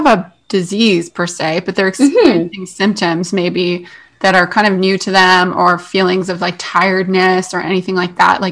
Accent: Canada; we're both Canadian

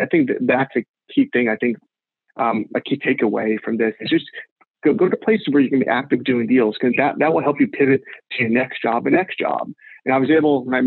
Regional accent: Houston, Texas, United States; moved away as an adult; also born or lived in New Orleans, Louisiana; now in New York, United States; I'm a native Texan. I'm from Houston.

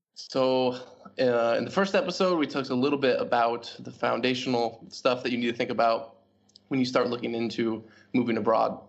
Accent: Portland, Oregon, United States; moved away as an adult; also born or lived in Hong Kong / Hanoi, Vietnam; now in Vietnam; growing up in Portland, Oregon

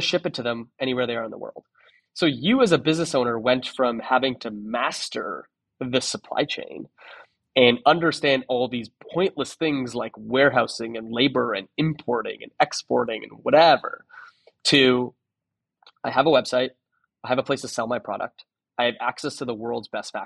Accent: Toronto, Ontario, Canada; moved away as an adult; also born or lived in San Francisco; I'm from Toronto, so I moved to San Francisco.

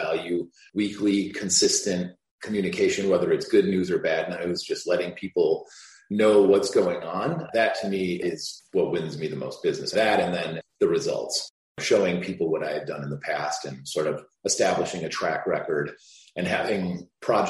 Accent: Chicago, Illinois, United States; I grew up in Chicago. I went to Lane Tech

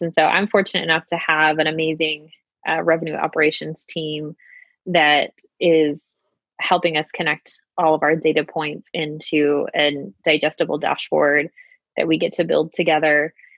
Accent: Utah, United States; I am a Utah native, born and raised in Utah

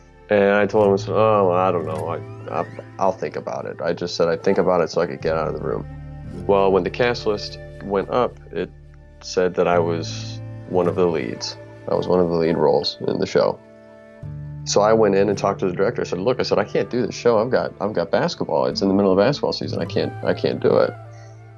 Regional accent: Michigan, United States; I'm an actor from Michigan. I'm calling from the Lansing area

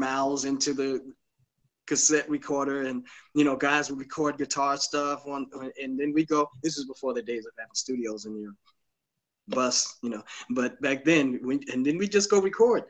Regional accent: New York, United States; we're from New York

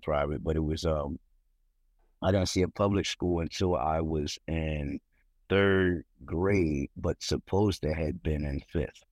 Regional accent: Philadelphia, Pennsylvania, United States; now in Pottstown, United States; I'm originally from Philadelphia. I'm in Pottstown, from Pottstown now.

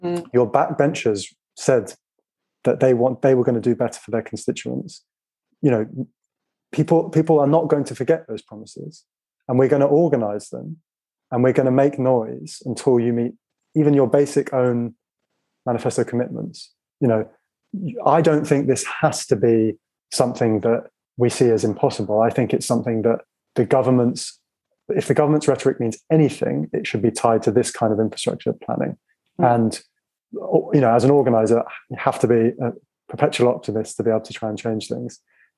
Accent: Finland; English is a second language; now in United Kingdom; And why should I be cold in Britain? I come from Finland.

